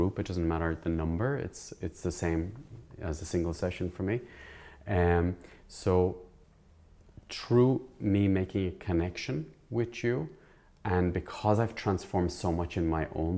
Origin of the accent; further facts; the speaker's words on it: Ireland; I grew up in the Irish background and in not a very wealthy family and middle class family